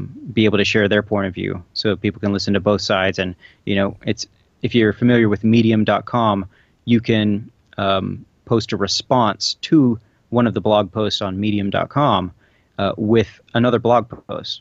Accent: Texas, United States; also born or lived in Little Rock; now in Dallas, United States; I'm originally from Texas and have some friends and family

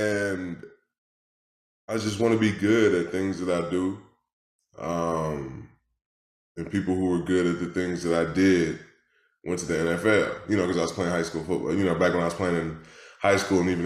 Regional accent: Detroit, Michigan, United States; I'm from Detroit, Michigan, originally. That's where I was born and raised

